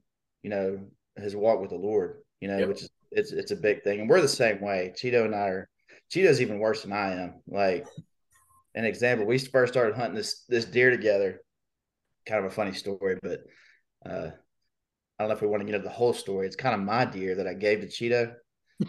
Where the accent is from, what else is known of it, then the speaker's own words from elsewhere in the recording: Birmingham, Alabama, United States; I grew up in Birmingham. So I know every nook and cranny